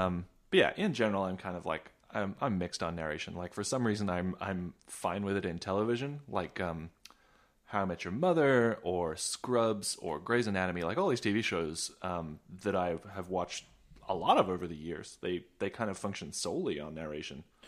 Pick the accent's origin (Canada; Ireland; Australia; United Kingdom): Australia; now in United States; I'm not American, despite appearances, uh, uh, I grew up in Australia